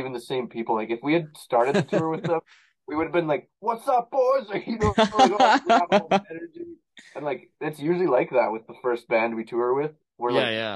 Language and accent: English; Canada; I'm a Canadian.